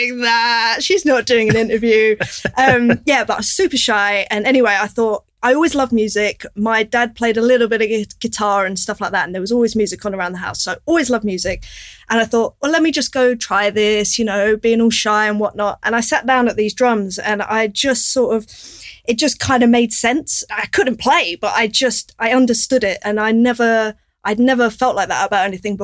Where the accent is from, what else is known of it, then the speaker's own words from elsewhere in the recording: London, United Kingdom; I grew up in North London